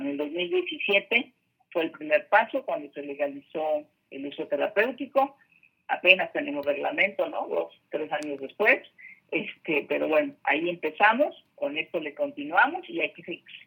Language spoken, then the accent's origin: Spanish; Ciudad Obregón, Sonora, Mexico; moved away as an adult; now in Mexico City, Mexico; yo soy de Sonora, eh, de una ciudad de ciudad Obregón, Sonora, una ciudad bastante conservadora